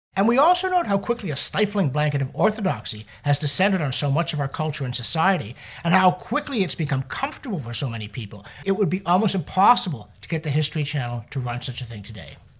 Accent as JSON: {"language": "English", "country": "Canada", "said": "we humble Canadians"}